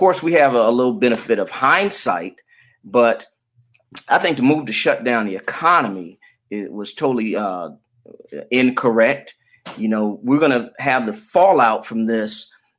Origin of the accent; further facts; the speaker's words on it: Detroit, Michigan, United States; born there; also born or lived in Florida; And I was born in Detroit. I finished high school in Florida, got my college degree from Morehouse College